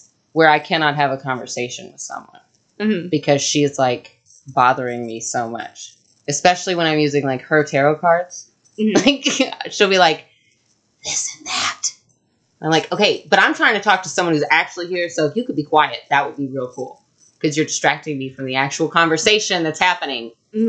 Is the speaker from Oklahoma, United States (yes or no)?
no; Texas, United States; It's just because I'm from Texas and I'm a Gryffindor and, you know.